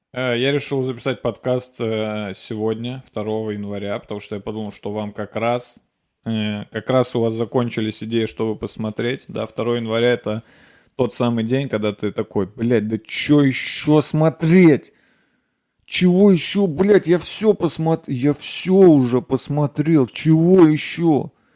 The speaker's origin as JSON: {"language": "Russian", "town": "Nizhny Novgorod", "region": "Nizhny Novgorod Oblast", "country": "Russia", "tie": "born or raised there", "moved": "yes", "said": "я уезжаю в Нижний Новгород. Это мой родной город, я там родился"}